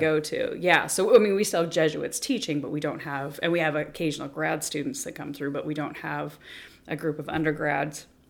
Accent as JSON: {"language": "English", "town": "Spokane", "region": "Washington", "country": "United States", "said": "I'm from Spokane"}